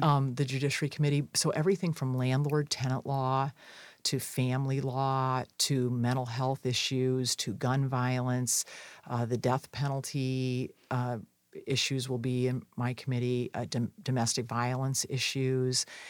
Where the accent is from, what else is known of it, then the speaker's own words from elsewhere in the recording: Wisconsin, United States; In my home state